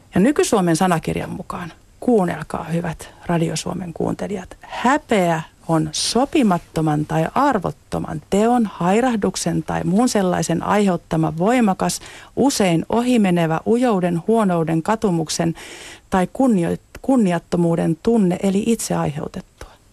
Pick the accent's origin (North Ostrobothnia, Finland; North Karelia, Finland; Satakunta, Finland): Satakunta, Finland; Rauma; also born or lived in Pori; satakuntalaisissa kasvatuksessa, mistä olen itse kotoisin syntynyt Porissa ja kasvanut Raumalla